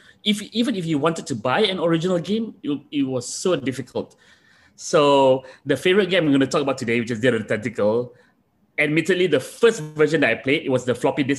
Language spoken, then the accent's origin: English; Malaysia; moved away as an adult; also born or lived in Japan; as a Malaysian